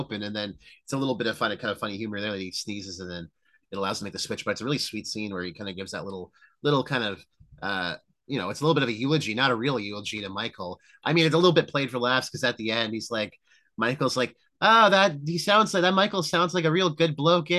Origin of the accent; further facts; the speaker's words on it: Canada; we're Canadian. We're, you know, I'm fully red-blooded Canadian.